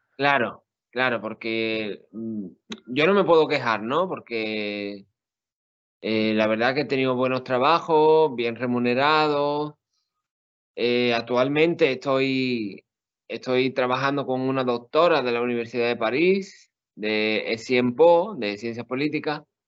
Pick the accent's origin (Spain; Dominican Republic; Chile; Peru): Spain; Seville, Andalusia; also born or lived in Puebla, Mexico; soy de Sevilla